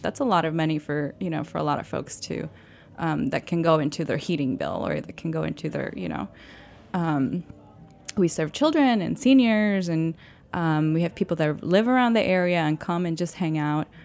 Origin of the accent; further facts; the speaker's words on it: Mayagüez, Puerto Rico; moved away; also born or lived in New York City; I grew up in Puerto Rico, in Mayagüez, Puerto Rico, which is a small town on the west side of the island.